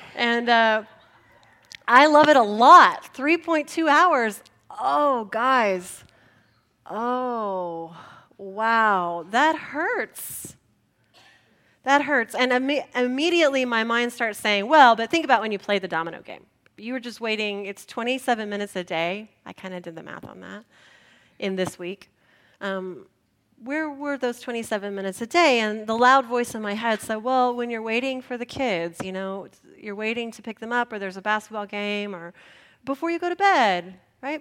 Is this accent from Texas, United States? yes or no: yes; San Antonio, Texas, United States; also born or lived in Spicewood, Texas; I grew up in San Antonio, early adopter of the breakfast taco